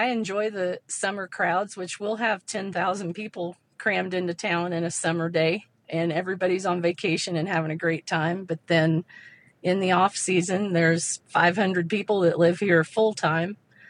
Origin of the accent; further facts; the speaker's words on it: South Central Kansas, United States; moved away as an adult; now in Red River, United States; We're from South Central Kansas. Both Chris and I, my husband Chris and I, are from there. And we both had jobs in town, but we were also wheat farmers and Black Angus cattle ranchers.